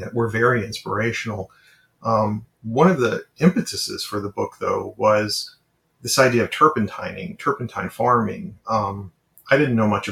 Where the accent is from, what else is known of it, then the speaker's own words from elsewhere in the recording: Arkansas, United States; my home state of Arkansas, where I grew up